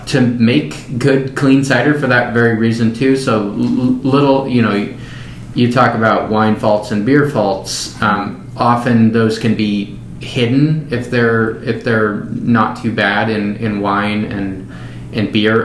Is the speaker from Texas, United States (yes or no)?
no; Skagit Valley, Washington, United States; moved away; I grew up in the Skagit Valley, which is north of. It's in western Washington, north of Seattle